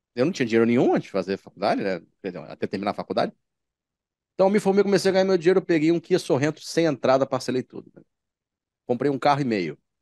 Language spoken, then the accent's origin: Portuguese; Baixada Fluminense, Rio de Janeiro, Brazil; moved away as an adult; now in Rio de Janeiro, Brazil; quem foi nascido e criado na Baixada Fluminense